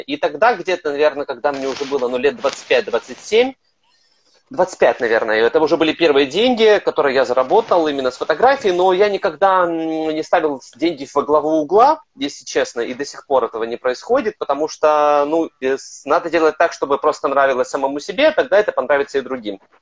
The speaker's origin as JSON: {"language": "Russian", "town": "Kryvyi Rih", "region": "Dnipropetrovsk Oblast", "country": "Ukraine", "tie": "born or raised there", "moved": "yes", "lives_now": "Kyiv, Ukraine", "said": "Я родом из Кривого Рога"}